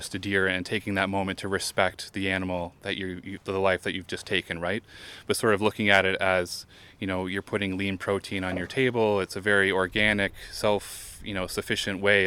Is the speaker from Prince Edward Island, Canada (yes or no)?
no; Lindsay, Ontario, Canada; I'm from Lindsay